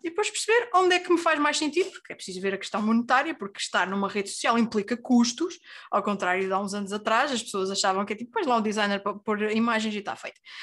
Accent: Terceira Island, Azores, Portugal; now in Lisbon, Portugal; nascida e criada na Ilha Terceira, nos Açores, a viver em Lisboa neste momento

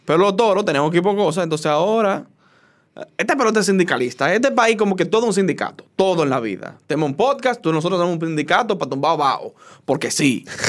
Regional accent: Dominican Republic; soy dominicano

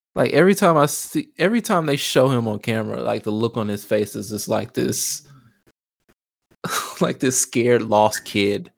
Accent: Chicago, Illinois, United States; I'm from Chicago

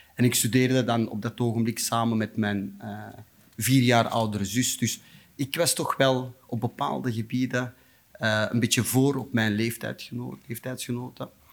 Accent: Antwerp, Flanders, Belgium; also born or lived in Beringen, Limburg, Belgium; ik ben in Beringen geboren

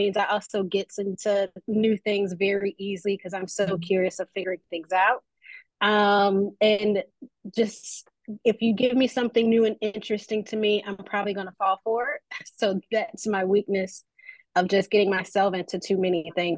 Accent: Memphis, Tennessee, United States; I am originally a Memphis native, so born and raised in Memphis

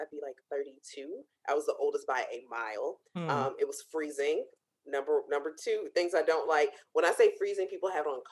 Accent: Chicago, Illinois, United States; moved away; we're both from Chicago, back home

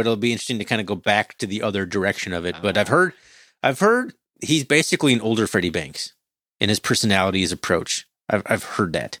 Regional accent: Montana, United States; growing up in Montana

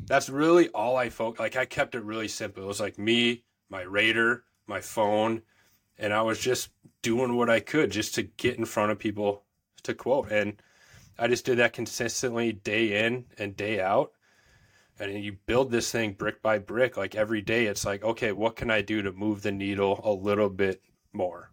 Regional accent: Woodbury, Minnesota, United States; in Woodbury, Minnesota, so grew up, born and raised in Minnesota.

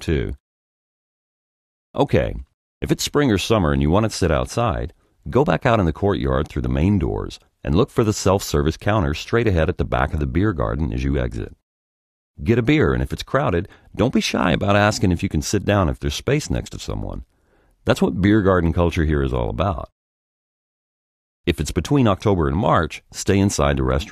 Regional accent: Birmingham, Alabama, United States; moved away as an adult; now in Berlin, Germany; I was born in Birmingham, Alabama, and I'd been singing in my dad's little country church since I can remember

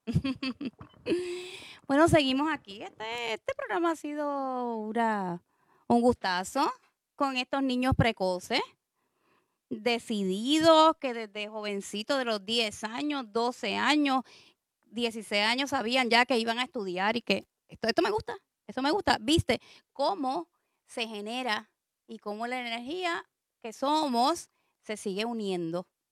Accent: San Juan, Puerto Rico; moved away; mi familia es de San Juan, yo soy de San Juan

